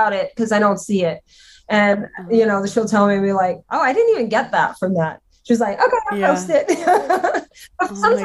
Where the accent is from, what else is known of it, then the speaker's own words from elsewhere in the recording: Louisiana, United States; I'm Cajun and I'm from Louisiana.